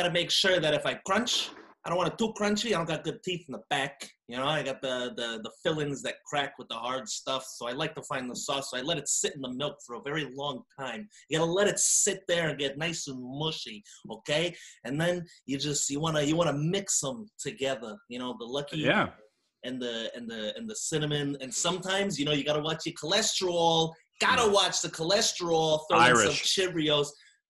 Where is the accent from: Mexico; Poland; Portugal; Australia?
Australia; Hey, mate. Growing up as an Aussie, we've got a lot of foreign cereal that the States have never really heard about.